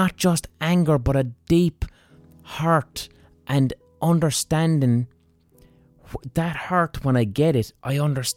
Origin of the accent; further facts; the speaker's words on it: Ireland; as an Irish person